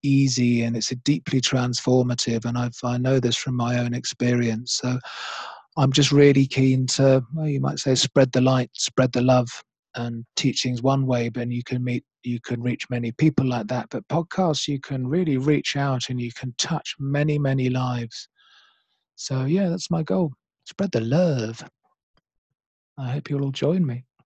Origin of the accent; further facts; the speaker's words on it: Oxfordshire, South East England, United Kingdom; moved away; also born or lived in London / Australia / New Zealand / Kenya; I'm from England, originally from a small village in Oxfordshire, but I've spent many years in London